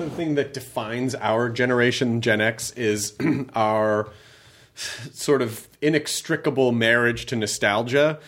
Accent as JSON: {"language": "English", "town": "Memphis", "region": "Tennessee", "country": "United States", "tie": "born or raised there", "said": "I grew up in Memphis"}